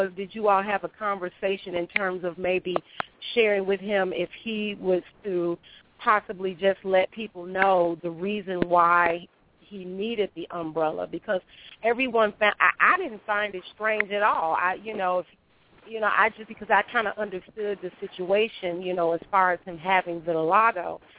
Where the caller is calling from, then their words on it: Chicago, Illinois, United States; I'm calling from the Windy City, Chicago, the birthplace of house music.